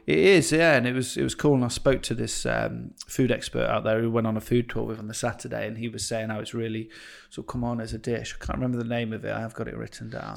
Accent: Stratford-upon-Avon, West Midlands, United Kingdom; I'm from, uh, Stratford upon Avon

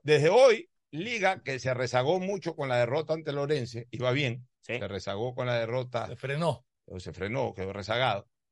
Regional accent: Guayaquil, Guayas, Ecuador; soy guayaquileño

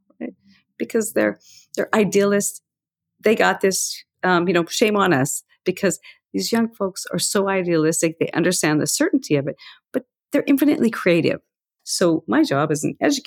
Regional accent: Montana, United States; I grew up in Montana

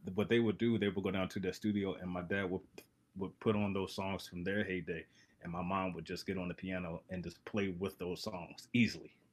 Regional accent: Baltimore, Maryland, United States; I'm from Baltimore

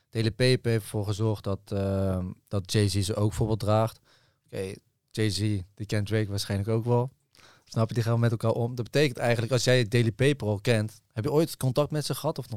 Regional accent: Zeeland, Netherlands; Ik kom uit Zeeland, man.

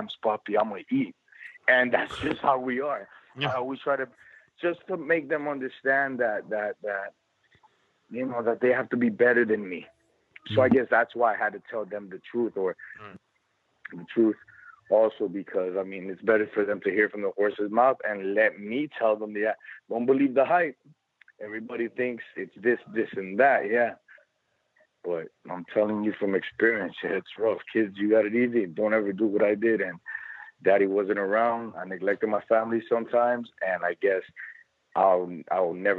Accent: United States; also born or lived in California / Miami, Florida; I grew up in California and in Miami.

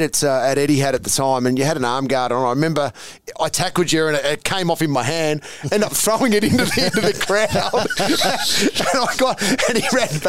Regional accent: Hoppers Crossing, Victoria, Australia; also born or lived in Newport / Williamstown; I grew up in Hoppers Crossing

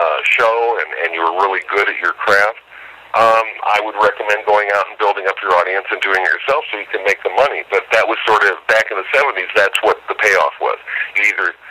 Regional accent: Omaha, Nebraska, United States; moved away as an adult; also born or lived in Chicago / Denver / California; My folks moved to the Midwest, actually Omaha, Nebraska, when I was quite young

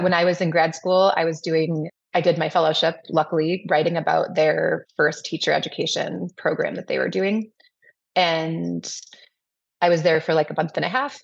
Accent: Madison, Wisconsin, United States; I grew up here in Madison

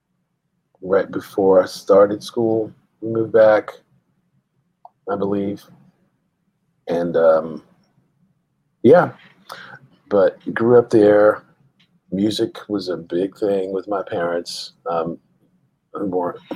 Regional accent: San Antonio, Texas, United States; also born or lived in Austin, Texas / Germany; I grew up, I was born in San Antonio, and that came up. That's a big part of my upbringing as well. I moved to Austin later

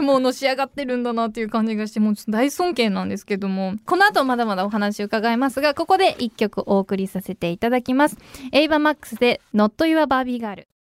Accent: Niigata, Japan; 新潟出身なんですど

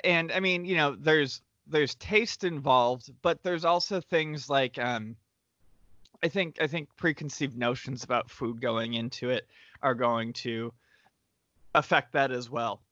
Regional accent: Western New York, United States; moved away; growing up in Western New York where there weren't a ton of delis everywhere

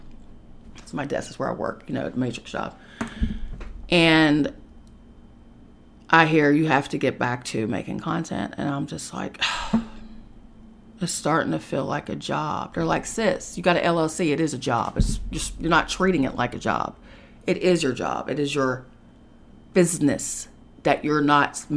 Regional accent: West Virginia, United States; moved away as an adult; now in New York City, United States; I had to get out of the comfort of my home state of West Virginia. And I had to move to an uncomfortable situation in New York City

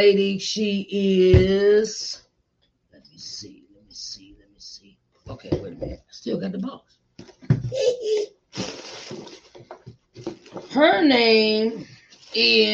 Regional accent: Virginia, United States; my home state in Virginia

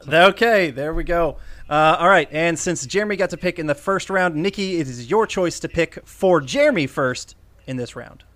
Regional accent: Iowa, United States; John and I were both born in Iowa

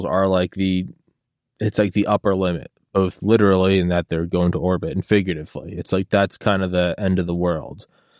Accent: Portsmouth, New Hampshire, United States; I was born in Portsmouth, New Hampshire.

